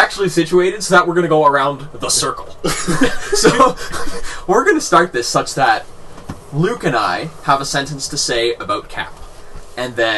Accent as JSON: {"language": "English", "country": "Canada", "said": "we're Canadian"}